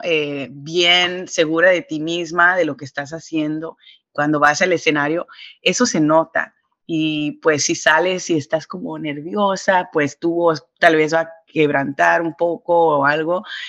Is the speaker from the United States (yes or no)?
yes; New York, United States; Soy caribeña, entonces, aunque me crié y nací acá en Nueva York